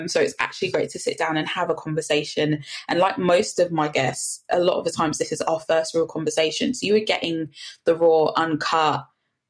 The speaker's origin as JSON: {"language": "English", "area": "Fulton Heath", "region": "England", "country": "United Kingdom", "tie": "born or raised there", "said": "I grew up in Fulton Heath. So we're slap bang across the road from the giant Tesco's in the middle of Fulton Heath."}